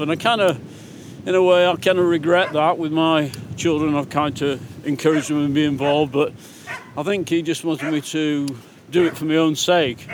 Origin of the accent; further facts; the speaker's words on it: Langdale, Lake District, North West England, United Kingdom; This is my hometown